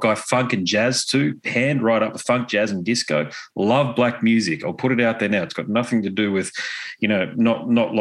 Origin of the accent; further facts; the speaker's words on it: Australia; I'm a fella from Australia.